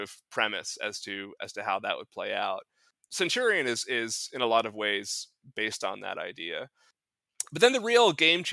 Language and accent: English; New England, United States; I'm from New England.